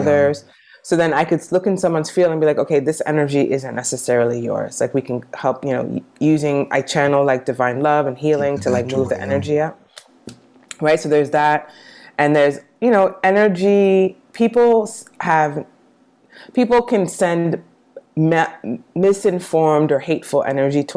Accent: New York City, New York, United States; I grew up in New York City

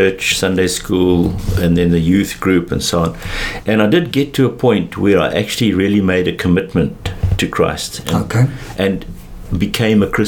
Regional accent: Johannesburg, Gauteng, South Africa; also born or lived in England; I grew up in Joburg

